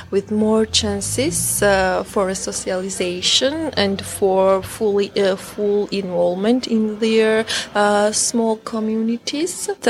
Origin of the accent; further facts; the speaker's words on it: Georgia; English is a second language; Uh, I'm from Georgia I live in Tbilisi